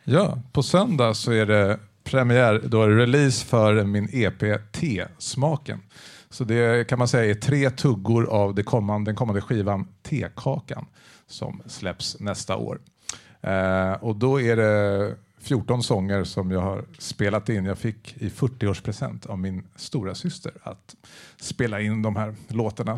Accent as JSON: {"language": "Swedish", "town": "Täby", "region": "Stockholm County", "country": "Sweden", "said": "Jag kommer från Täby"}